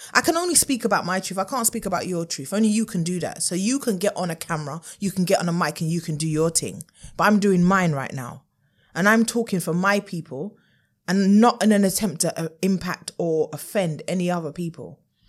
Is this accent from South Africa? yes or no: no; United Kingdom; Maybe this needed to happen for the light of the world to know what we as Black British people experience.